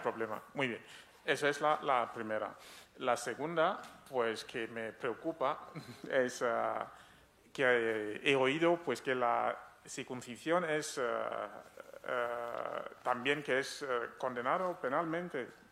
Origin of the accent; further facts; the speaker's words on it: Cameroon; soy de Camerún